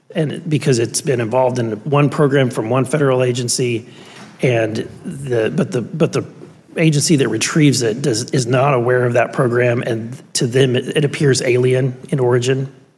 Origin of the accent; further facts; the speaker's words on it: Missouri, United States; I'm from Missouri